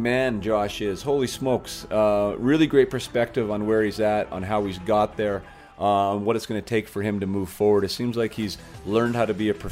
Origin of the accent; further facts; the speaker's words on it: Canada; As a Canadian and as a faithful Canadian, a loyal Canadian